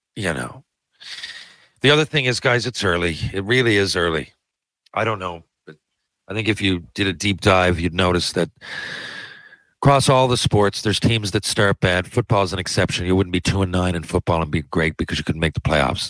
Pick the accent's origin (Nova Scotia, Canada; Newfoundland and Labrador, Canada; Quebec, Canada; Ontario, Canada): Newfoundland and Labrador, Canada; We're both from Newfoundland